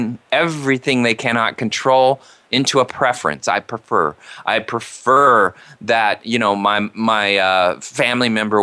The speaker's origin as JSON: {"language": "English", "region": "Indiana", "country": "United States", "tie": "born or raised there", "moved": "yes", "lives_now": "California, United States", "said": "I grew up in Indiana, which there's nothing wrong with Indiana. It's a great place to grow up"}